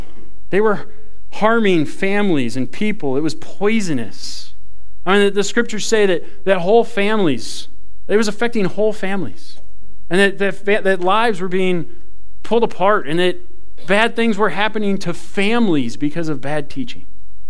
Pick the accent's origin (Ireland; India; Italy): Ireland; I thought it was okay because I'm Irish. I thought I got a pass on that one. You don't get a pass on it because you're Irish.